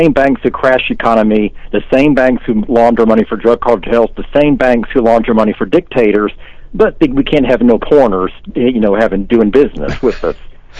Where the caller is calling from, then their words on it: Tampa, Florida, United States; in Tampa, Florida.